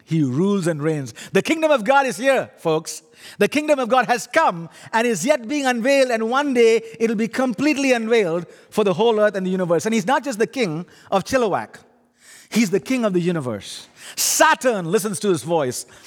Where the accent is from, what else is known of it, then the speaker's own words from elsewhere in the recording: India; accent: funny accent; now in Canada; My funny accent is, actually, I'm an Indian